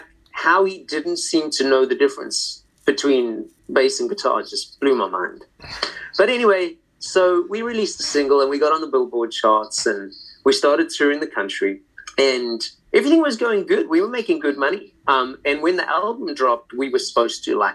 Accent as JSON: {"language": "English", "town": "Johannesburg", "region": "Gauteng", "country": "South Africa", "tie": "born or raised there", "also_born_or_lived": "London, United Kingdom / Bracknell, United Kingdom", "moved": "as an adult", "lives_now": "New Orleans, United States", "said": "I was born in Johannesburg, South Africa, and I spent my first like 20, 21 years there."}